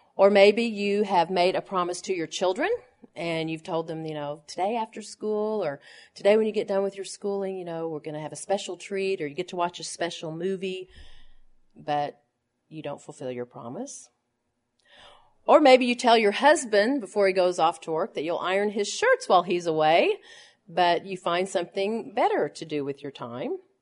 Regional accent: Tulsa, Oklahoma, United States; when I was a little girl growing up in Tulsa, Oklahoma

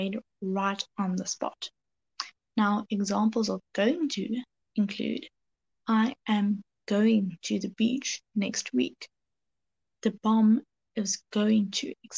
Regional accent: South Africa; I'm from South Africa

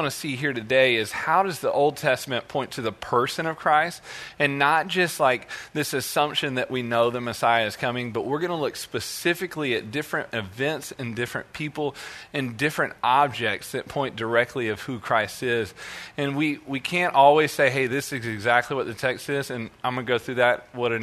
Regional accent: Birmingham, Alabama, United States; also born or lived in Missouri; now in Texas, United States; I am actually from Birmingham, Alabama

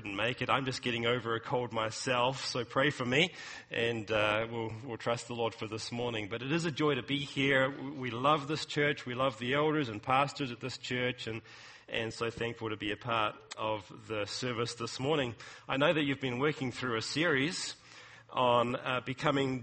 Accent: New Zealand; moved away as an adult; now in California, United States; New Zealand, which is my home country

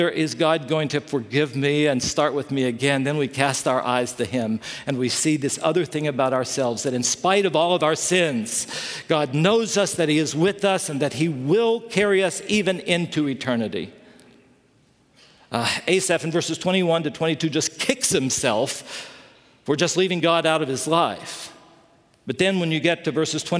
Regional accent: West Virginia, United States; also born or lived in Chicago; now in Southern California, United States; I grew up in West Virginia

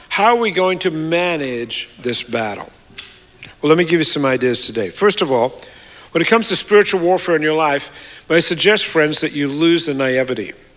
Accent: Australia; moved away; I'm an Australian

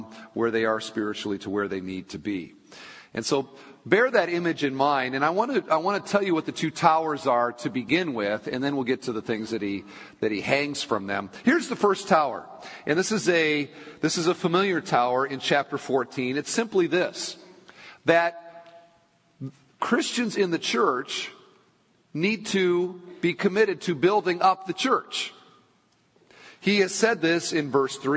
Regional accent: Michigan, United States; I was born in Michigan.

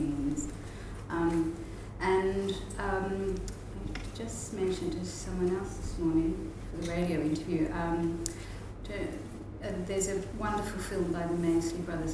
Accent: Australia; moved away as an adult; also born or lived in Indonesia / Amsterdam, Netherlands / Hamburg, Germany; now in Netherlands; I grew up in Australia, probably very Australian

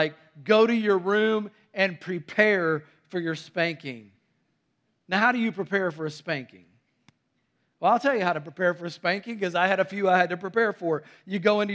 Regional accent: North Carolina, United States; also born or lived in Tennessee; I was born in Tennessee and raised in North Carolina

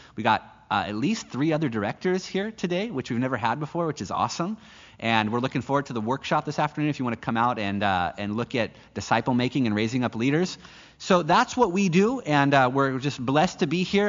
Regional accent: United States; moved away; I'm an American citizen

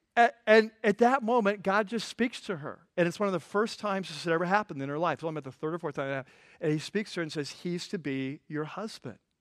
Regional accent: California, United States; I'm from California

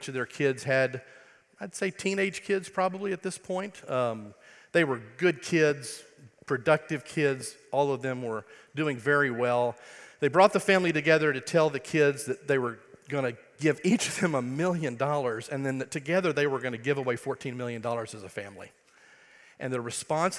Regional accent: Wichita Falls, Texas, United States; accent: Texas; I am from Texas, grew up in a place called Wichita Falls, Texas

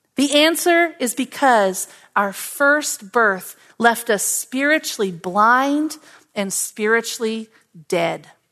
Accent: Oklahoma, United States; Now, I grew up in Oklahoma

